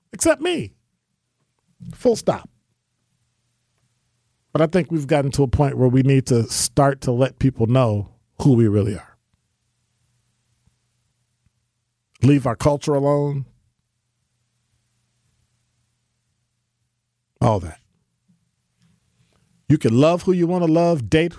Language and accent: English; United States; I'm a black American, African American